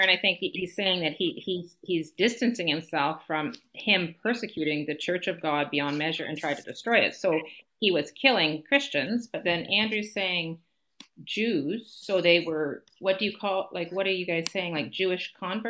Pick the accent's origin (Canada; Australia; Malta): Canada; If I say that I become a Christian, I don't. It doesn't mean I stop being a Canadian